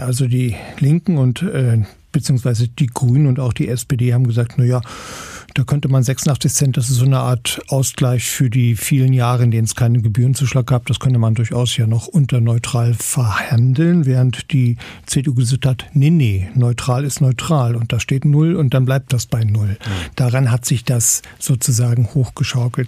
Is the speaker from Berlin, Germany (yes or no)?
no; Saxony-Anhalt, Germany; bei uns in Sachsen-Anhalt haben wir zum Teil ländliche Strukturen